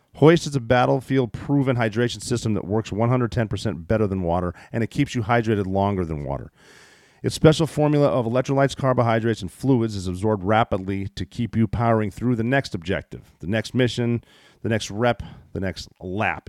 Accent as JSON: {"language": "English", "country": "United States", "tie": "born or raised there", "said": "I was born here"}